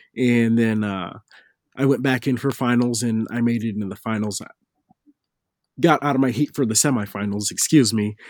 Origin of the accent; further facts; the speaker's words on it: Fairville, Minnesota, United States; I'm from Fairville, Minnesota